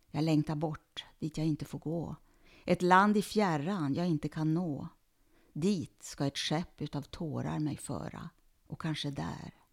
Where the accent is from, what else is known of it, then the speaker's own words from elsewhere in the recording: Sweden; Som svensk jude